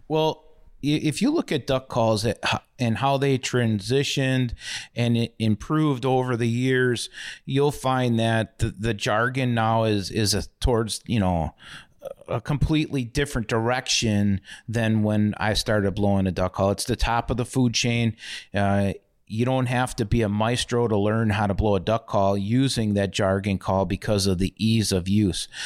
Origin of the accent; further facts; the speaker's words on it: Milwaukee, Wisconsin, United States; I grew up in Milwaukee and Bayview, and growing up in the city